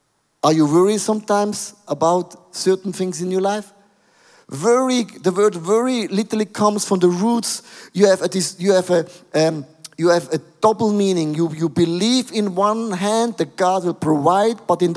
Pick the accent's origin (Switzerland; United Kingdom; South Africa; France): Switzerland; I'm from Switzerland